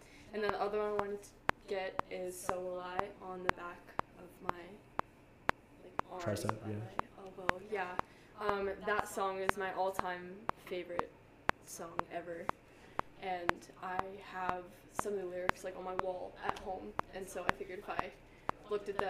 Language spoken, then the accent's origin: English; Mechanicsburg, Pennsylvania, United States; I'm from Mechanicsburg, Pennsylvania